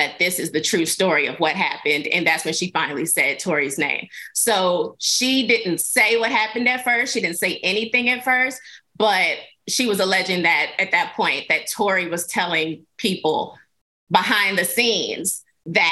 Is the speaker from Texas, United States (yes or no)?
yes; Texas, United States; as a Texan